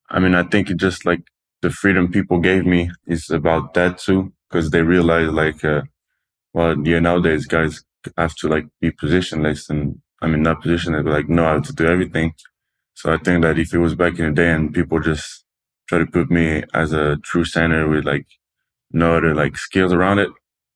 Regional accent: Toulouse, Occitania, France; English is a second language; Toulouse. It's like the South France.

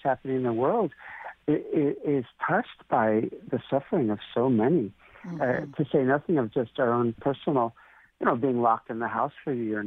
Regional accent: New York, United States; moved away; also born or lived in India; I grew up in New York, and my father was in the music business

